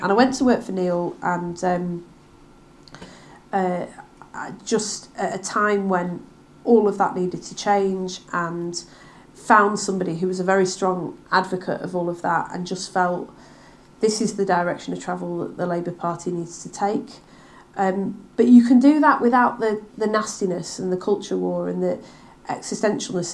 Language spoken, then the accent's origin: English; Manchester, North West England, United Kingdom; also born or lived in Bury; now in Wigan, United Kingdom; I grew up in Manchester in the 1980s